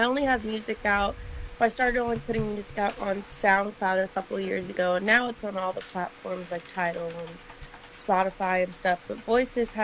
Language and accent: English; Burbank, California, United States; I grew up in Burbank, so my parents were both in the entertainment industry.